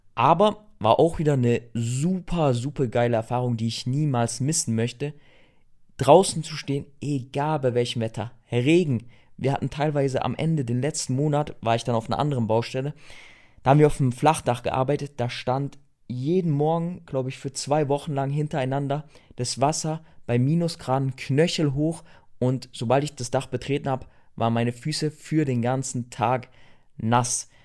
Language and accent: German; Germany; Wenn du aus Deutschland kamst